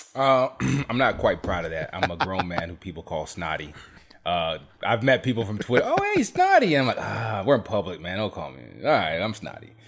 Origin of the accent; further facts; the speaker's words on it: South Carolina, United States; I grew up in South Carolina